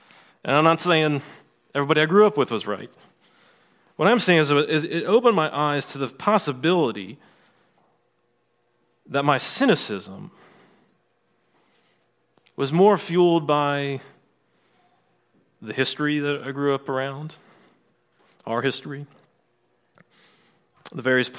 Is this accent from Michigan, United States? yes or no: no; Virginia, United States; So I grew up in Southeast Virginia in the 80s and 90s.